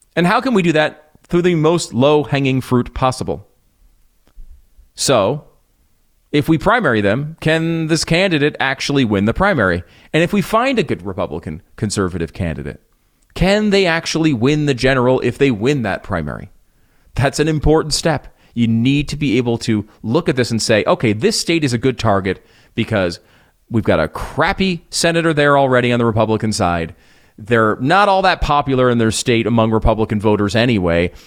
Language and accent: English; United States; also born or lived in Connecticut / New York; now in Texas, United States; I used to live in the Northeast. I grew up in Connecticut, in New York